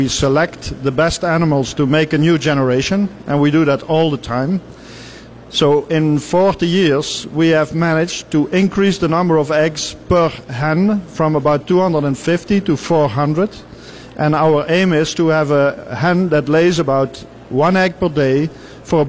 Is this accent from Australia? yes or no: no; Netherlands; We are coming from Europe, and in particular, I'm coming from the Netherlands